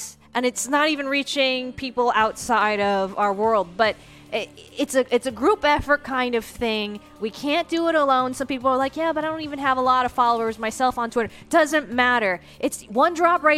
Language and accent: English; United States; as an American